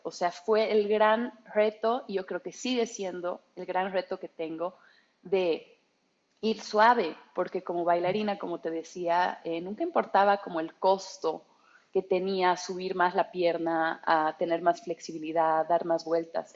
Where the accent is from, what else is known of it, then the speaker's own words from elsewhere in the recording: Bolivia; moved away as an adult; also born or lived in Germany; soy mitad alemana, boliviana y alemana